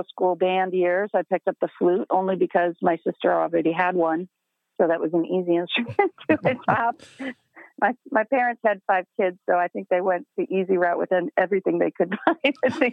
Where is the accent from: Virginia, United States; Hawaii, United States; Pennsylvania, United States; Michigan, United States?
Michigan, United States; moved away as an adult; also born or lived in Ohio; now in Chicago, United States; I'm a Michigan girl. I was born in Ohio, then moved up to Michigan with my family in the early elementary years and stayed there